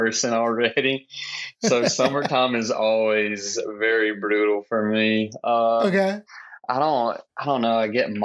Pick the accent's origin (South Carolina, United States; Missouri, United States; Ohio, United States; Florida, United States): South Carolina, United States; Clinton; also born or lived in Laurens County, South Carolina; now in Greenville, United States; been here all of my life. I actually grew up like in a small town called Clinton